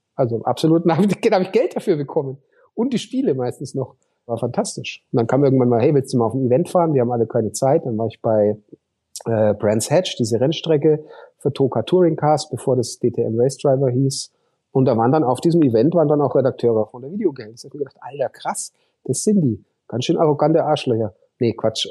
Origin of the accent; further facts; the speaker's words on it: Hof, Bavaria, Germany; Also meine Schwester ist seit letzten März äh, Oberbürgermeisterin äh, in meiner Heimatstadt